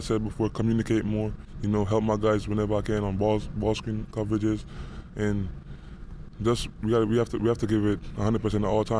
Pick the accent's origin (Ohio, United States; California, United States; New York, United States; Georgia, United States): New York, United States; And he's from New Jersey, but I'm from New York, so I used to watch him when I was younger.